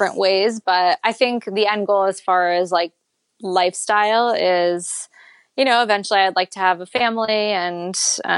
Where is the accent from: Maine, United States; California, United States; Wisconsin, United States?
Maine, United States; Growing up in Maine